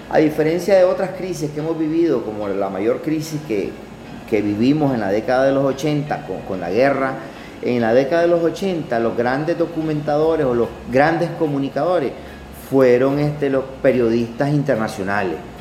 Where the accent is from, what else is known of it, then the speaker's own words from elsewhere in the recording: Nicaragua; yo como nicaragüense